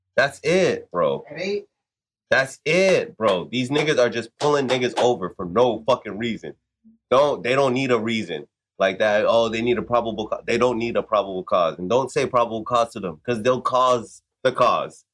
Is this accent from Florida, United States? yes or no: yes; Florida, United States; I'm East Coast, so like Florida most of the time